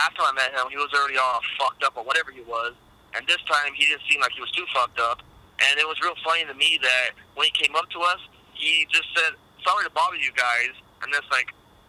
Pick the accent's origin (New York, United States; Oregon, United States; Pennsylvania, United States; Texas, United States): Texas, United States; San Antonio; we're from San Antonio, so we drove out there maybe at 1 o'clock.